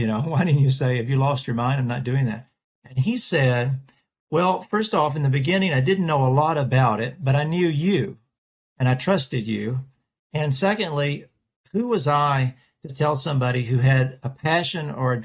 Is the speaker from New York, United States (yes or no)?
no; Nashville, Tennessee, United States; Born in Nashville, Tennessee. I am a sixth generation Nashvillian.